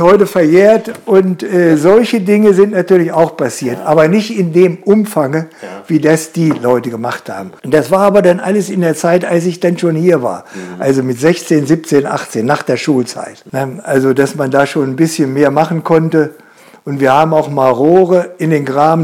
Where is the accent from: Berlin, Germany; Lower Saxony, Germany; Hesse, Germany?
Lower Saxony, Germany; Holtensen; ich fühle mich hier sehr wohl in Holtensen, wo ich aufgewachsen bin